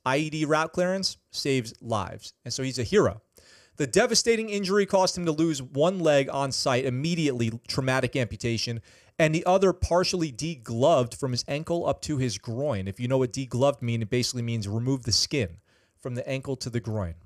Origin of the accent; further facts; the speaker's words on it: Poughkeepsie, New York, United States; I grew up in Poughkeepsie. Poughkeepsie, New York